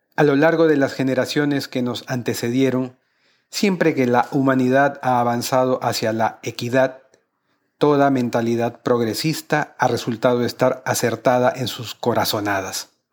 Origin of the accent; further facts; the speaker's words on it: Peru; mi país